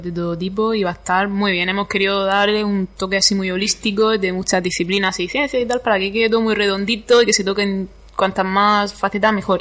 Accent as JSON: {"language": "Spanish", "area": "Campo de Cartagena", "region": "Region of Murcia", "country": "Spain", "said": "Yo es que vengo del campo de Cartagena y allí hay mucho limonero"}